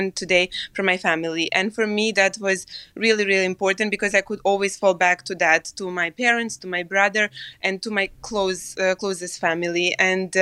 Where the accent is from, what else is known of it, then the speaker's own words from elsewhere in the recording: Serbia; moved away; I came from Serbia